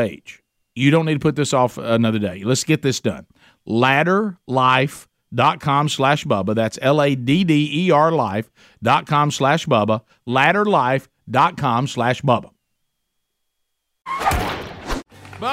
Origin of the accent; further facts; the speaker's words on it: United States; me as an American